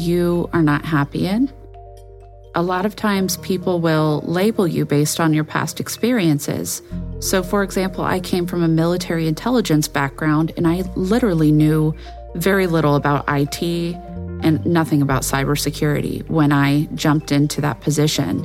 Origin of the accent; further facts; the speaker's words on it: United States; an American intelligence analyst with a military background